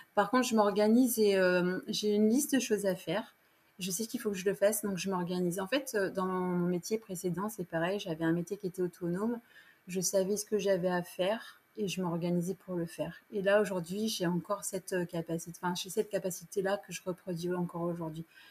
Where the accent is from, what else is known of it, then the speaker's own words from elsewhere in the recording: Poitiers, Nouvelle-Aquitaine, France; moved away as an adult; now in La Rochelle, France; je suis de la région de Poitiers, je suis native de Poitiers